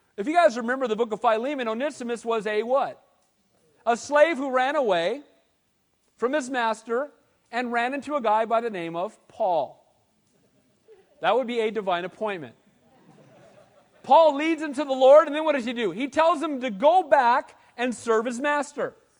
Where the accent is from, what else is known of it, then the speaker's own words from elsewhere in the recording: Costa Mesa, California, United States; I was a little kid growing up in Calvary Costa Mesa.